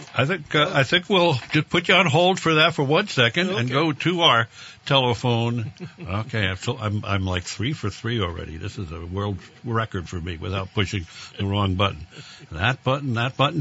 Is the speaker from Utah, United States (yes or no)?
no; New York City, New York, United States; now in Vermont, United States; growing up in the Bronx